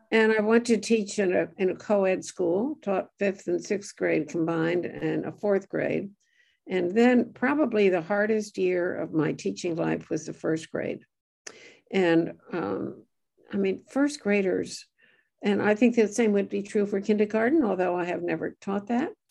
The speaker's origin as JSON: {"language": "English", "town": "New York City", "region": "New York", "country": "United States", "tie": "born or raised there", "also_born_or_lived": "Brooklyn, New York", "said": "I was born in Brooklyn, New York, and grew up in Greenwich Village on Washington Square."}